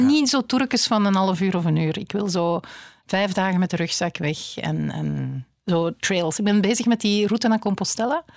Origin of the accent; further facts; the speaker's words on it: Flanders, Belgium; wij als Vlaming